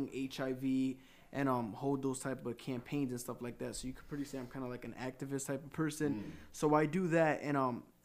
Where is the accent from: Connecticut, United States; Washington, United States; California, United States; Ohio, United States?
Connecticut, United States; born or raised there